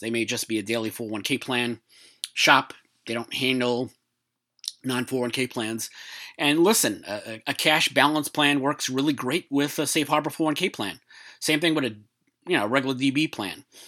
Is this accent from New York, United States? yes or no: yes; New York, United States; in terms of being a New Yorker